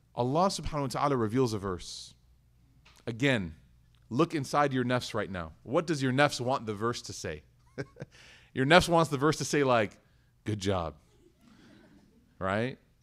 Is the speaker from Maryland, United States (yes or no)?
no; Chicago, Illinois, United States; now in Dallas, United States; I was born and raised in Chicago.